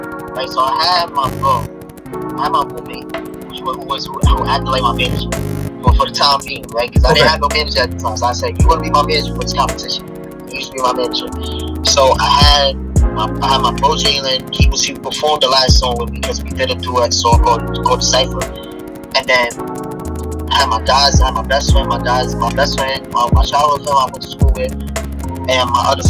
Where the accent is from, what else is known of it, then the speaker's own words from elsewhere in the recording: New York City, New York, United States; I'm from New York City.